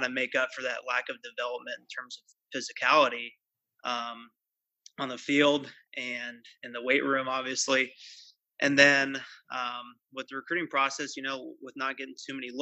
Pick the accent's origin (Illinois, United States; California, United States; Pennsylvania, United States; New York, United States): California, United States; Pleasanton; grew up in the San Francisco Bay Area, in the East Bay. I'm from Pleasanton. I live here currently